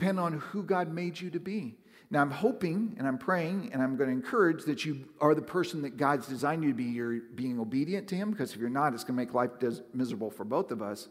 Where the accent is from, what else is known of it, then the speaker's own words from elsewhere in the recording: the Northwest, Pacific Northwest, United States; moved away; I growing up in the Northwest, it's a very spiritual place